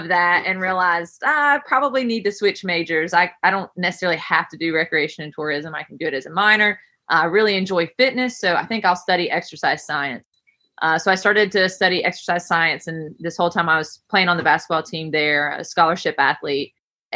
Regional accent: Camp Creek, West Virginia, United States; moved away; I am born and raised in Camp Creek, West Virginia, which is a super small town.

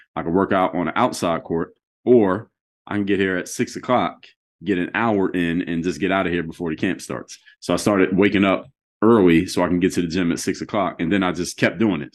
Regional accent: Philadelphia, Pennsylvania, United States; moved away as an adult; now in Miami, United States; I'm in Miami, Florida now. So, I'm from Philadelphia

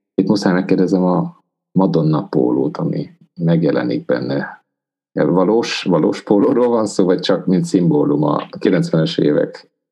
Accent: Transylvania, Romania; Erdélyben, ahonnan származok

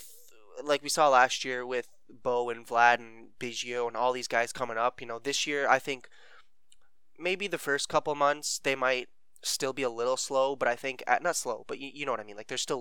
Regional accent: Canada

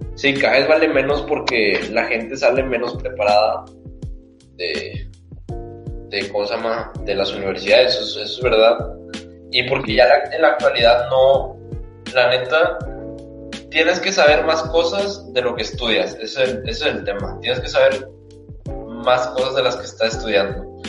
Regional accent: Mexico

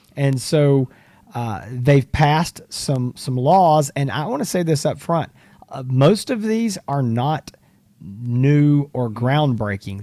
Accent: Texas, United States; we are from Texas, both Hans

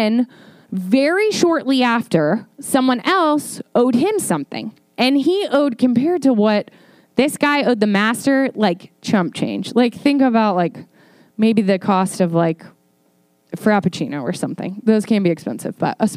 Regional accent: Northern Virginia, United States; moved away; I'm from Northern Virginia and I have a little thing called Snow Pride

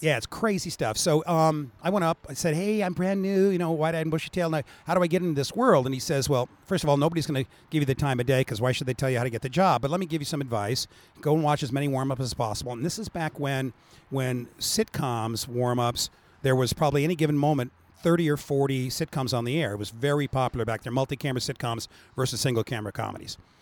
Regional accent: Orange County, California, United States; born and raised in Orange County

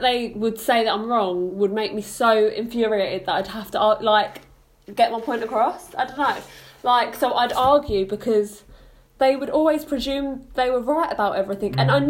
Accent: London, United Kingdom; moved away as an adult; now in Portsmouth, United Kingdom; we're from London Estates.

